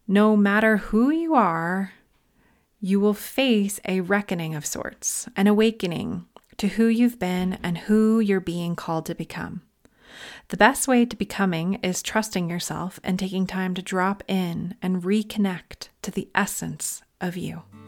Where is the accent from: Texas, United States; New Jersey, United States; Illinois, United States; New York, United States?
New York, United States; Long Island; now in Northern California, United States; I'm originally from Long Island.